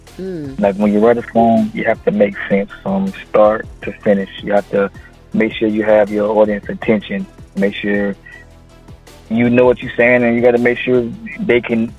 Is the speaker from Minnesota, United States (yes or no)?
no; Florida, United States; Well, the 386 comes from my area code. My hometown area code is 386, so I took it and ran with it.